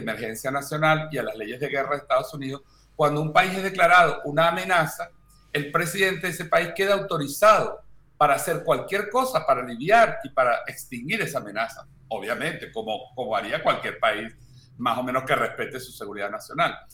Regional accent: Venezuela; somos nueve venezolanos de distintas áreas

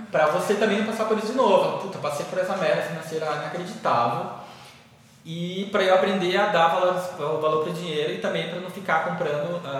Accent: Maranhão, Brazil; born there; eu sou maranhense de nascença, mas minha família mora em Rondônia, já tem muitos anos.

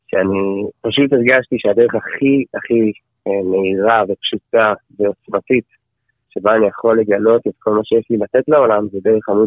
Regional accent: Efrat, Judea and Samaria Area, Israel; moved away as an adult; also born or lived in Jerusalem; now in Otniel; אני בן 25, אה, אני נשוי עם ילד ילד ואישה מתוקים מדבש. אמ, גדלתי באפרת, אמ, משם עברתי לירושלים, כן. עכשיו אנחנו בעתניאל

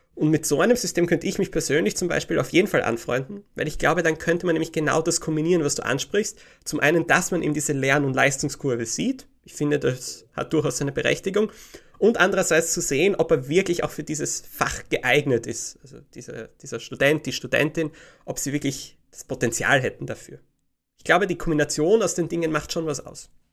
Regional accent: Graz, Styria, Austria; moved away as an adult; also born or lived in England; in meiner Heimatstadt Graz

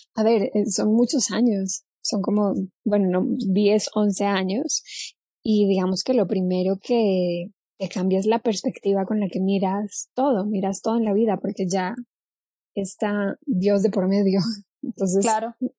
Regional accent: Cali, Valle del Cauca, Colombia; moved away as an adult; now in Mexico; Nací en Colombia, sí, nací, en, nací en Cali, eh, ahora vivo en México desde hace seis años

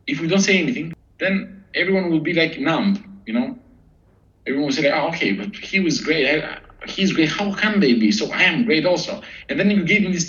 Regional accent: Albania; moved away; also born or lived in Athens, Greece; we're a tough country. We're hardworking people

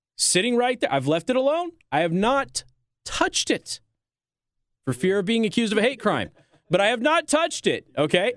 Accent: Las Vegas, Nevada, United States; now in Michiana, United States; my hometown of Las Vegas, Nevada

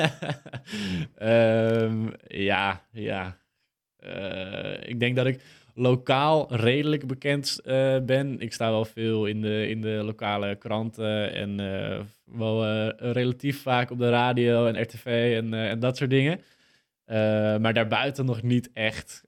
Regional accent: Purmerend, North Holland, Netherlands; wij, wij komen ook uit Purmerend

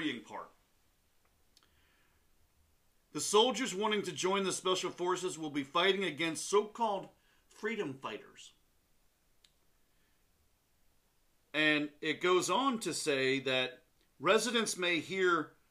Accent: Southern Pines, North Carolina, United States; So where I grew up in North Carolina, it's a little town called Southern Pines

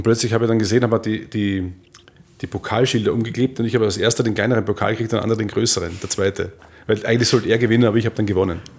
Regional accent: Austria; ich war allein als Österreicher da unten, man mochte mich nicht unbedingt sonderlich irgendwie

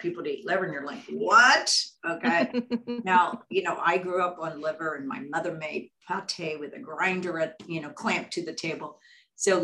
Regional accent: Texas, United States; I grew up in Texas

